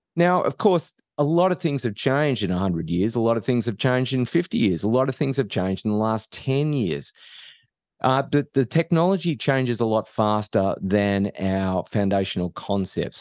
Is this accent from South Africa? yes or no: no; Australia; moved away as an adult; now in United States; I'm not from around here. So I, I grew up in Australia